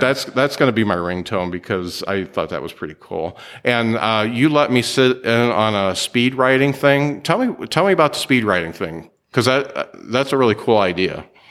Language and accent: English; Mishawaka, Indiana, United States; I'm from Mishawaka